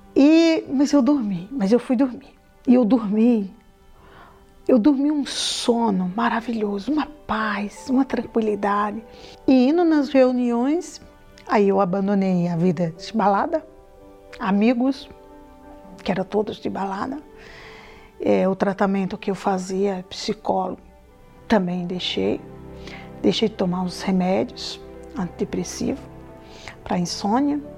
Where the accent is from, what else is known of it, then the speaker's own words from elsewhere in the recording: Paraíba, Brazil; moved away; eu vim da Paraíba